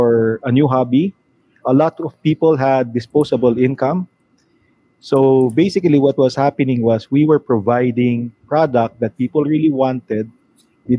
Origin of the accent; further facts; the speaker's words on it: Manila, Metro Manila, Philippines; I'm from Manila.